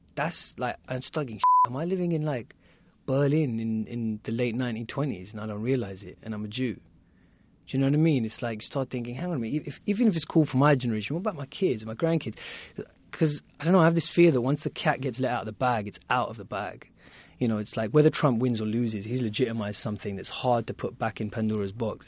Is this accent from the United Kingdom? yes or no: yes; United Kingdom; me in the U K